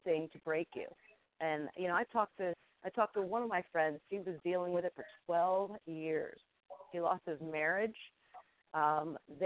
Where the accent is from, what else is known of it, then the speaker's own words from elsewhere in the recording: New Jersey, United States; I'm from Jersey